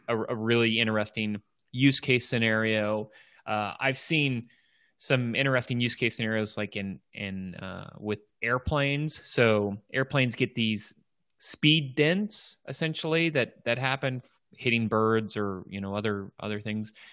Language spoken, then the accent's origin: English; Washington, District of Columbia, United States; here in my hometown, Washington, D C.